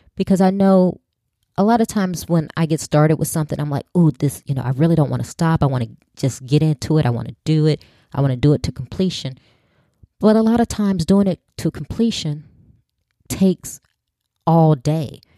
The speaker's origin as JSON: {"language": "English", "town": "Chicago", "region": "Illinois", "country": "United States", "tie": "born or raised there", "said": "growing up in Chicago, I either had to walk or get on the bus"}